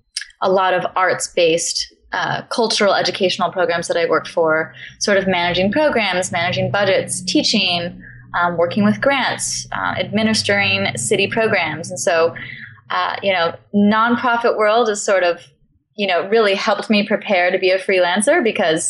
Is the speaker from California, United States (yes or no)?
yes; Long Beach, California, United States; moved away as an adult; also born or lived in New York; now in Portland, United States; I'm from Los Angeles, roughly Long Beach, California